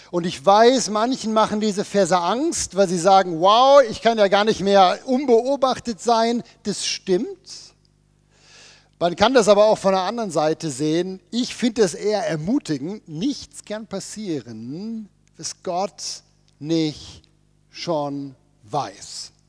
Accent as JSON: {"language": "German", "region": "Bern", "country": "Switzerland", "said": "Wir kommen ja aus dem Berner Oberland. Wir wissen ja, wie das mit einer Bergwanderung funktioniert."}